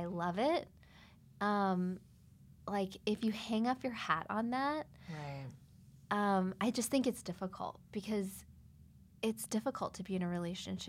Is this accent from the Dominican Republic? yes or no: no; Spring, Texas, United States; now in California, United States; I'm from Spring, Texas